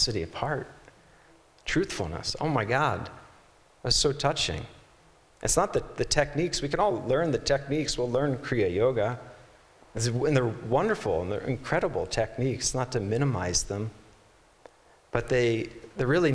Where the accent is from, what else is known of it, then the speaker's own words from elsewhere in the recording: East Coast, United States; I'm from the East Coast and I mispronounced poem so many times people made fun of me.